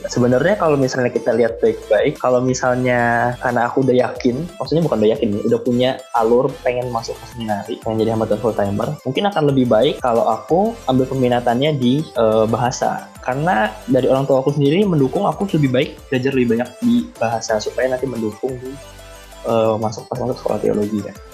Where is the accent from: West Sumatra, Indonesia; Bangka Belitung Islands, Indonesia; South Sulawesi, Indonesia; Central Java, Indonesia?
Bangka Belitung Islands, Indonesia; saya dari Provinsi Kepulauan Bangka Belitung, tepatnya tinggal di Bangka Barat, dan cukup jauh dari Manado.